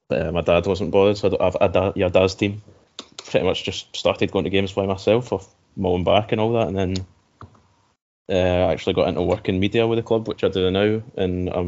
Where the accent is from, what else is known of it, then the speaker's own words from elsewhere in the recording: Glasgow, Scotland, United Kingdom; also born or lived in Sighthill; I'm 20 now, maybe since I was about 16. Born in, or, or, I was born in Sighthill and then brought up in Maryhill, so this was my local team.